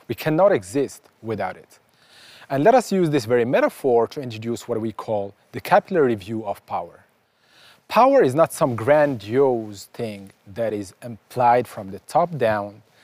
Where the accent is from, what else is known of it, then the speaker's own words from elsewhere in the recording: Casablanca, Casablanca-Settat, Morocco; I was born in Casablanca, Morocco